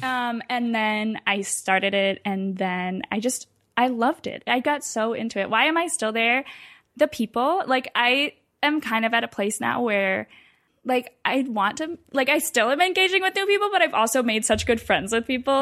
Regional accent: Ann Arbor, Michigan, United States; moved away as an adult; now in Washington, D.C., United States; I'm from Michigan originally. I had lived in Ann Arbor my whole life

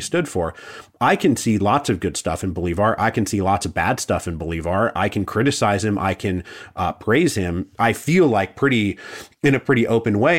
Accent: Seattle, Washington, United States; moved away; I'm from the West Coast originally, like, I'm from Seattle and my whole family's from Washington and Oregon and California.

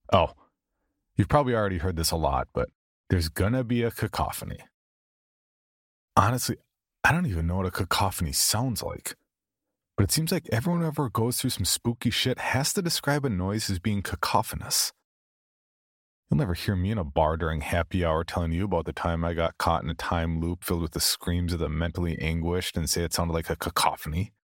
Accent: the South, United States; accent: southern; And don't even come at me about my southern accent.

